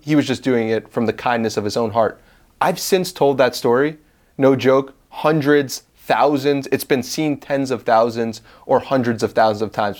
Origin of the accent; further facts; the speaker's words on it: Long Island, New York, United States; now in Austin, United States; I'm from Long Island, New York